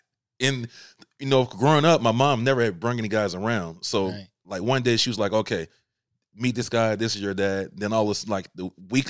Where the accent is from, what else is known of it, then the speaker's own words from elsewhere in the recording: Albany, Georgia, United States; I'm originally from Albany, Georgia, small little city.